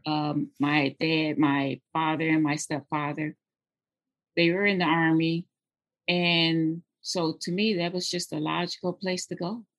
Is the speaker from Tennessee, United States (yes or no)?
yes; Jackson, Tennessee, United States; moved away; I'm actually from Tennessee. I was born in um, Jackson, Tennessee